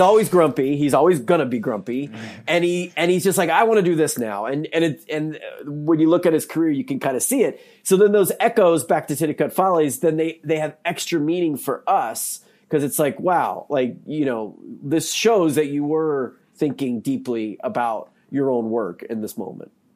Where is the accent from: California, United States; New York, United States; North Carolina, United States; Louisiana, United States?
North Carolina, United States; now in Missouri, United States; I'm from North Carolina, I live in Missouri now